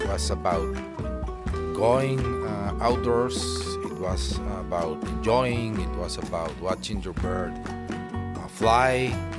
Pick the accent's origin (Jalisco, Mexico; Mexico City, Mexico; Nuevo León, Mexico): Nuevo León, Mexico; Monterrey; Yeah, I'm from Monterrey and I've been living here all my life.